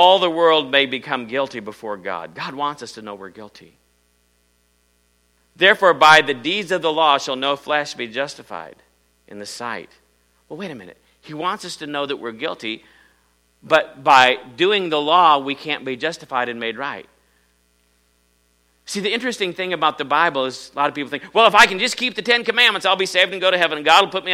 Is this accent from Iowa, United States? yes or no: yes; Iowa, United States; I'm from Iowa